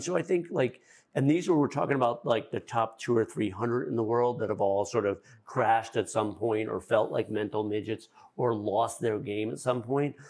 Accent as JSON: {"language": "English", "area": "Fairfield County", "region": "Connecticut", "country": "United States", "said": "I'm from Fairfield County, Connecticut, where it's so intense"}